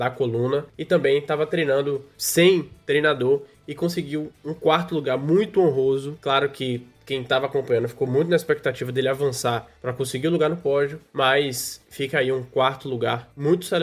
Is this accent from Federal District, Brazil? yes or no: yes; Brasília, Federal District, Brazil; abrir a porta da minha casa aqui em Brasília. Eu sou de Brasília.